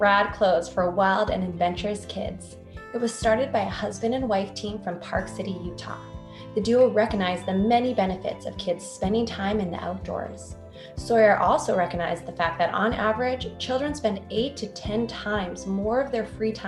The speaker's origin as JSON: {"language": "English", "town": "Calgary", "region": "Alberta", "country": "Canada", "moved": "yes", "lives_now": "New York, United States", "said": "We're all from Calgary. I'm living in New York right now."}